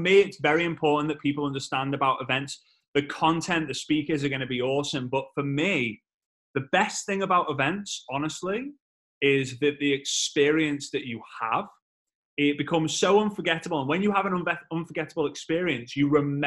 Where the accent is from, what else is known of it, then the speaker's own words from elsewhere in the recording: United Kingdom; as a Brit